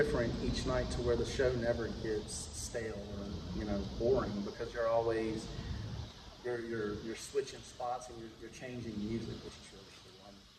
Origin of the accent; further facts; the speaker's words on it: Louisiana, United States; I said, well, son, I'm from Louisiana. I'm used to this.